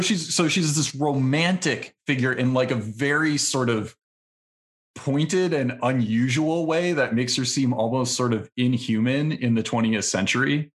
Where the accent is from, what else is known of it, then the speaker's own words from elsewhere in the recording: Milwaukee, Wisconsin, United States; I grew up in Milwaukee, Wisconsin